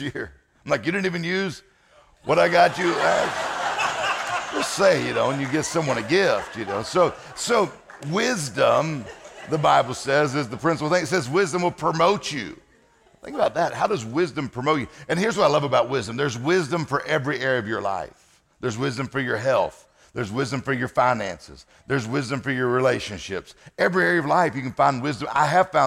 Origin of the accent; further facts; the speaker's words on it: Mississippi, United States; I'm from Mississippi.